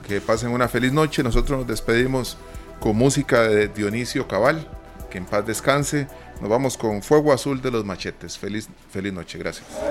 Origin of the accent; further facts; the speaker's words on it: Costa Rica; nosotros como costarricenses